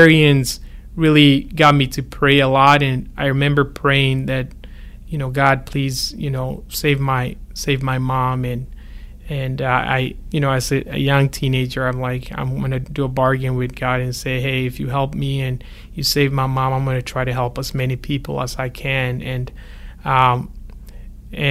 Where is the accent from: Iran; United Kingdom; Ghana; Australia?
Ghana; moved away; I grew up in Ghana